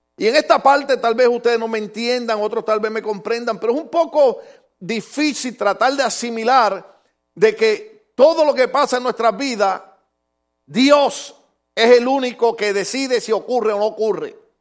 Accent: Puerto Rico; En mi país hay un lugar, una islita que se llama Caja de Muertos

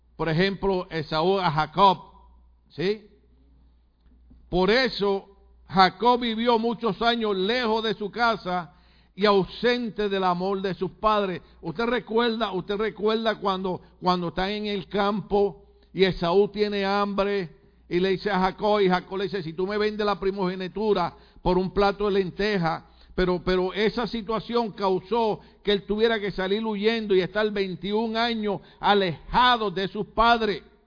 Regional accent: Puerto Rico; moved away; en Puerto Rico usamos expresiones malas, hablamos mal, aunque ustedes hablan más malo que nosotros

